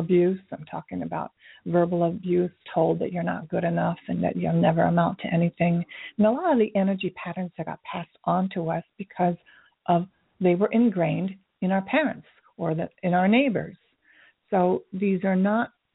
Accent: Tokyo, Japan; moved away; I grew up in Tokyo during the Vietnam War, so in the 60s

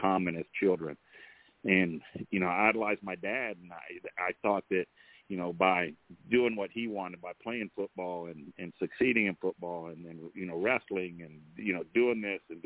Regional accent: Austin, Texas, United States; also born or lived in San Marcos, Texas; when we first moved to Austin, Texas, I was born in San Marcos. And when we moved to Austin, you know, my dad got real big. I think it was like the third grade

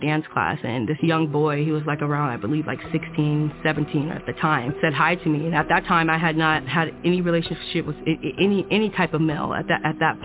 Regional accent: Oceanside, California, United States; I grew up in Oceanside, California

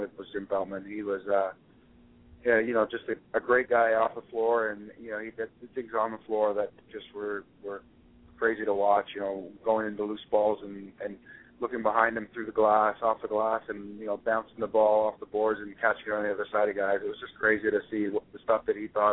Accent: Victoria, British Columbia, Canada; I grew up in Victoria

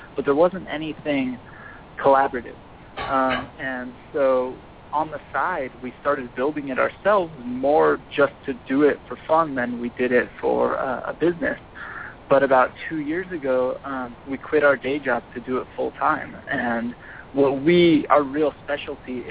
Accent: Southern California, United States; I'm born and raised in Southern California

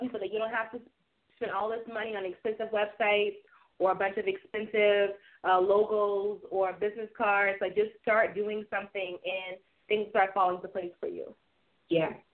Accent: Charleston, South Carolina, United States; we are from Charleston, South Carolina

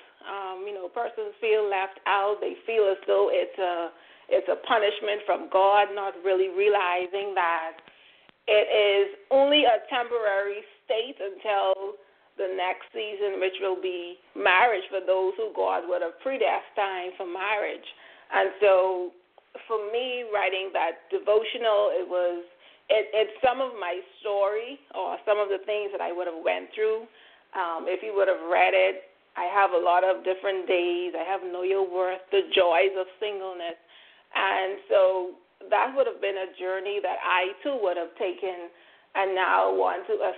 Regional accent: Bahamas; I'm here from the Bahamas.

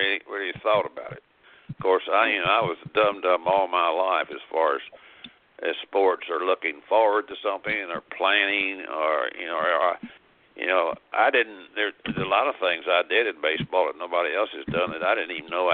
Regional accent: the South, United States; I've been all my life growing up in the South

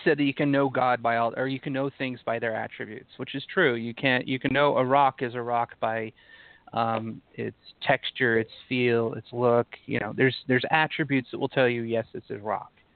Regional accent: Utah, United States; I grew up in Utah, so um, being an atheist growing up in Utah

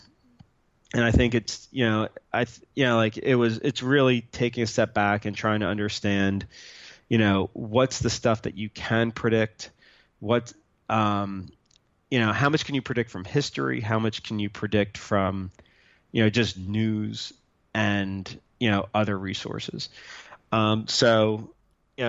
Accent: New Jersey, United States; now in Austin, United States; I grew up in New Jersey, so I'm a New York Giant fan

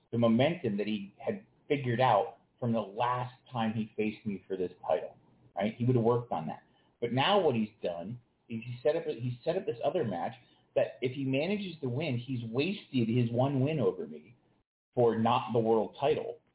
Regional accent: London, United Kingdom; I would like to have that match in my hometown of London

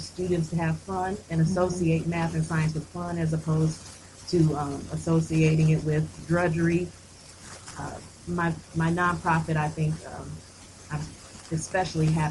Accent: Grand Rapids, Michigan, United States; also born or lived in North Carolina / Illinois; I'm from Grand Rapids. I was educated in Grand Rapids, graduated from Hollywood Hills High School

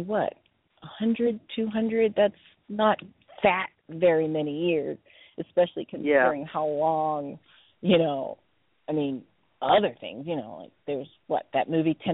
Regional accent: New Orleans, Louisiana, United States; moved away as an adult; now in Los Angeles, United States; I grew up in New Orleans in the 70s

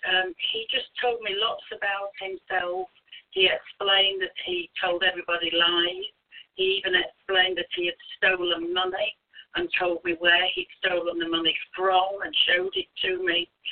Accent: United Kingdom; as a British minister

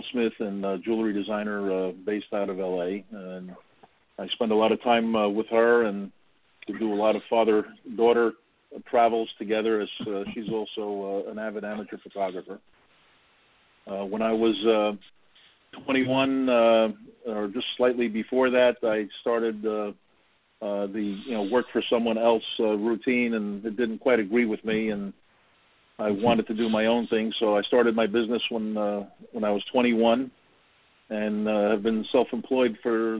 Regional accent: New York City, New York, United States; now in New Jersey, United States; I grew up in Greenwich Village, lower Manhattan

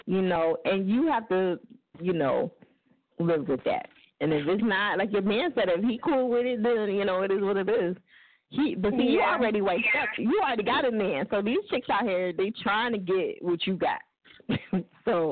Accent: New Jersey, United States; That's where I'm from

